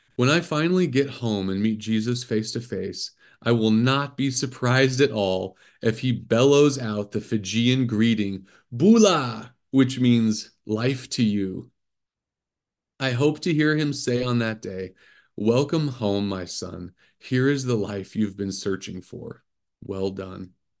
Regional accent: Midwest, United States; moved away as an adult; also born or lived in Cambodia; growing up in the Midwest in a standard evangelical church

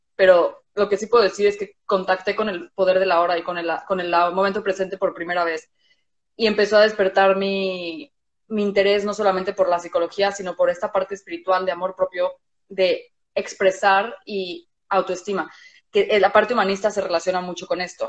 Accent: Mexico; moved away; vivimos en un país distinto a donde crecimos. O sea, yo soy mexicana

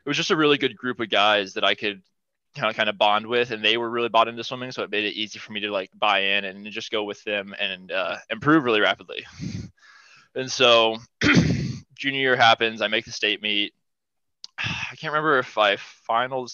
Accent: Ohio, United States; running around the local pool in my hometown. And then once I got to high school, joined the high school team

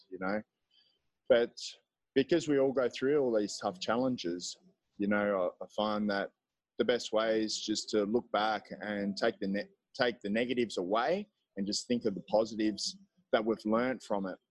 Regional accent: Gold Coast, Queensland, Australia; moved away as an adult; also born or lived in Melbourne; now in El Salvador; I'm from Australia. I'm from, I guess, my home base in Australia would be the Gold Coast. Though I've lived all over

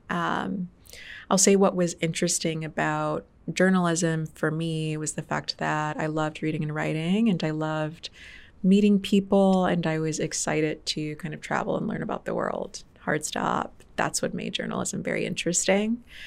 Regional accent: Detroit, Michigan, United States; also born or lived in Farmington Hills, Michigan / Grand Blanc, Michigan; I grew up in Detroit, Michigan for most of my life. I was born in Detroit, Michigan.

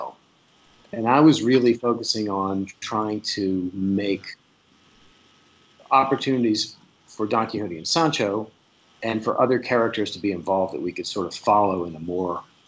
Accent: South Louisiana, United States; I'm from South Louisiana

